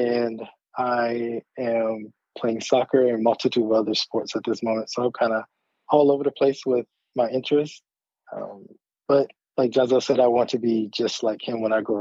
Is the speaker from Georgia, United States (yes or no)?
yes; Atlanta, Georgia, United States; I am actually from Atlanta